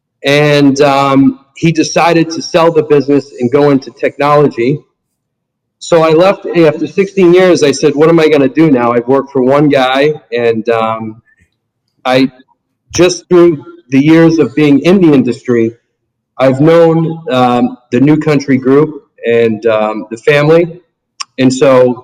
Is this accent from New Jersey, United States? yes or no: no; Massachusetts, United States; moved away as an adult; also born or lived in Cleveland, Ohio; now in Naples, United States; I grew up in Massachusetts